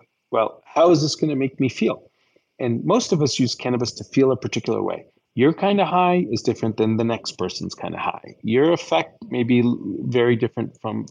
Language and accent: English; New York, United States; also born or lived in Colorado; I'm a New Yorker.